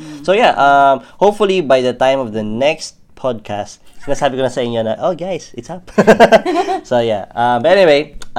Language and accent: English; Australia; H, because we're Aussie.